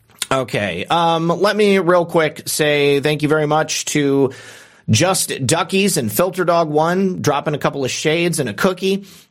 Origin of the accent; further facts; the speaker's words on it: Michigan, United States; I'm excited about Michigan because it's my home state